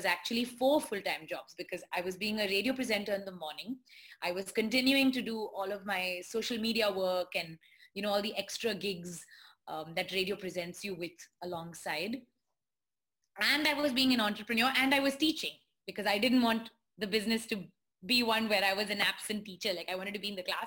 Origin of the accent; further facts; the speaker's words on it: India; being Indian. I don't know whether it's being an Indian woman